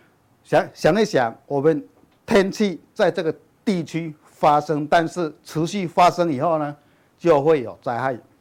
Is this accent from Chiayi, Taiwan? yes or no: yes; Chiayi, Taiwan; 。首先开始来叠气象报告嘞。我我早上从嘉义来还下大雨